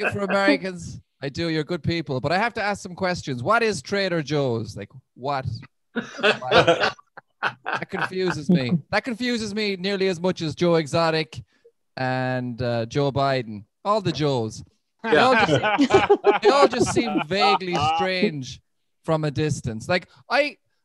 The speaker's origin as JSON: {"language": "English", "town": "Limerick", "region": "Munster", "country": "Ireland", "said": "I think I'm from the only shithole in Ireland. Like it's a place called Limerick"}